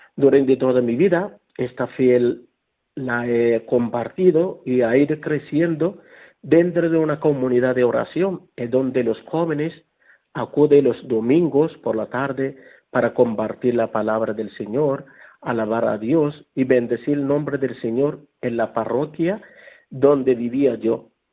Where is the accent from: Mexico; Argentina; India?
India; Kerala; now in Guadalupe, Spain; soy natural de la India